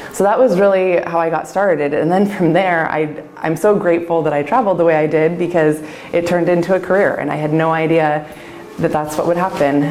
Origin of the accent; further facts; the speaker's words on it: Lake Oswego, Oregon, United States; as far away as I could get from Lake Oswego, which was my hometown, and still be within Oregon